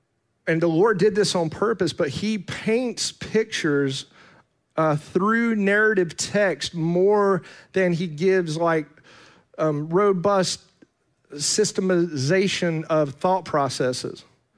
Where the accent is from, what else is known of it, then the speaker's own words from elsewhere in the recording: Fletcher, North Carolina, United States; born there; I come from around here. I was born in Fletcher.